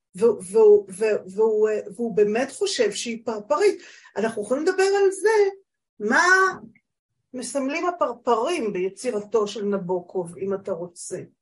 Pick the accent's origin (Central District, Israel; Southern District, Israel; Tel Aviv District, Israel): Central District, Israel; HaMa'apil; now in northern Israel; אני בת קיבוץ המעפיל